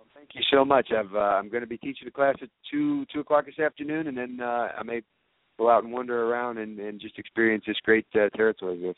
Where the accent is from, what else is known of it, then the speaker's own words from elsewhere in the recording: Georgia, United States; in our district um, in Georgia. I'm from Georgia